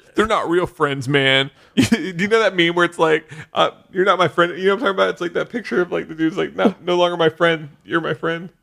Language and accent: English; Cincinnati, Ohio, United States; accent: Cincinnati; my Cincinnati accent's